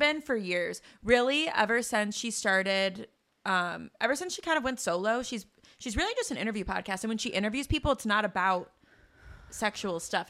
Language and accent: English; Chicago, Illinois, United States; growing up in Chicago